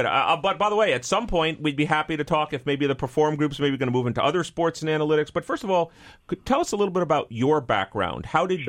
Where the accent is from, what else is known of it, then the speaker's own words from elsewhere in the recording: New York City, New York, United States; I'm from New York City.